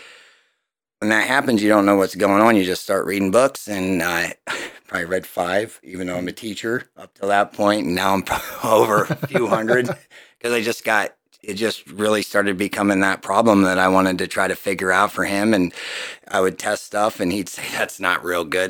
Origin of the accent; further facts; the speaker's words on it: Jersey Shore, Pennsylvania, United States; also born or lived in Delaware; now in Mifflinburg, United States; from Jersey Shore, Pennsylvania. I grew up in that town